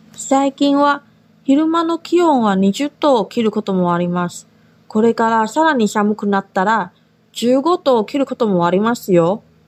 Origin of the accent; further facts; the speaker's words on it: Taiwan; now in Okinawa, Japan; 私は台湾出身で中国語担当